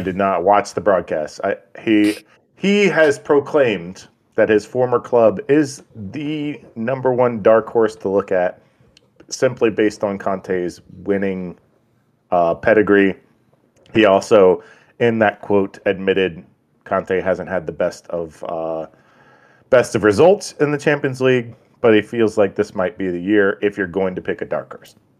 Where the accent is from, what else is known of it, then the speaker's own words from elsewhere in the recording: United States; we're American